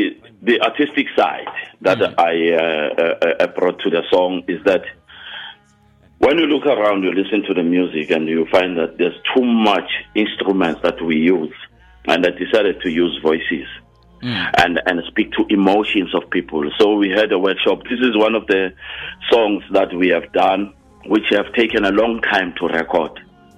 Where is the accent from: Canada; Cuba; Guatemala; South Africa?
Guatemala; Something that I got from my mother and where I was raised in Guatemala.